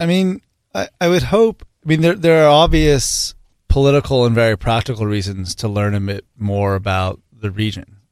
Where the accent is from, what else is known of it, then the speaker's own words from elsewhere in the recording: the Bay Area, California, United States; I grew up in the Bay.